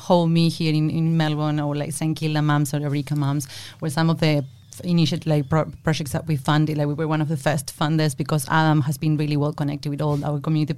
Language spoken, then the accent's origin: English; Argentina; accent: Argentinian; English is a second language; moved away as an adult; now in Australia; as you can probably tell by my accent, I'm Argentinian and I arrived here to Australia like 5 years ago, maybe six now